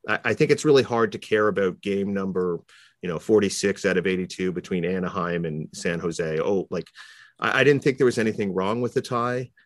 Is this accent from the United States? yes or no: no; Toronto, Ontario, Canada; I grew up in Toronto